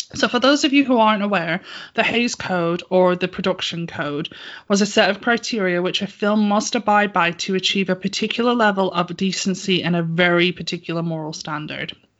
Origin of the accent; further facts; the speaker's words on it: United Kingdom; I'm British